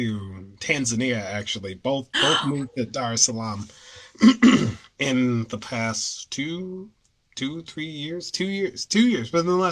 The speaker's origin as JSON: {"language": "English", "country": "United States", "accent": "neutral American", "said": "So like, kind of this like New England, like I guess, like kind of sorta neutral, very like neutral American accent."}